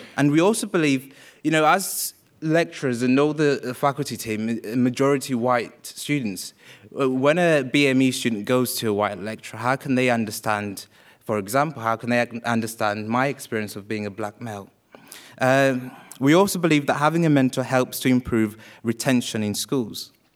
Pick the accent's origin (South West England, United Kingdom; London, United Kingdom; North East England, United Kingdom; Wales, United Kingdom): Wales, United Kingdom; also born or lived in Uganda; I was born in Uganda and raised in Wales